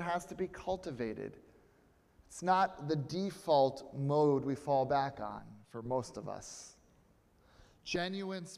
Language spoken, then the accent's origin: English; Connecticut, United States; I grew up in the United Church of Christ right here in Connecticut